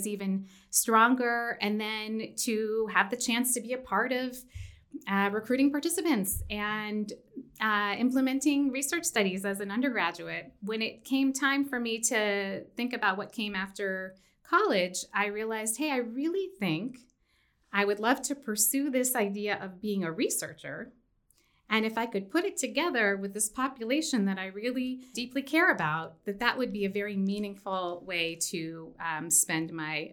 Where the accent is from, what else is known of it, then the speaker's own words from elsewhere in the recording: Washington, D.C. area, Maryland, United States; moved away as an adult; also born or lived in upstate New York / California; now in Mountain West, United States; I was born in the Washington, D.C. area